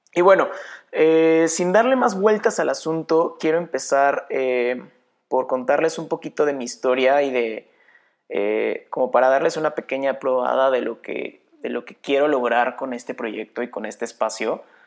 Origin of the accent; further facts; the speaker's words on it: Querétaro, Mexico; soy de Querétaro, México